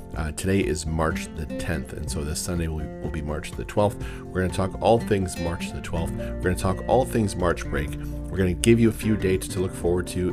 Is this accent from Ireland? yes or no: no; Windsor, Ontario, Canada; I'm from the Windsor area.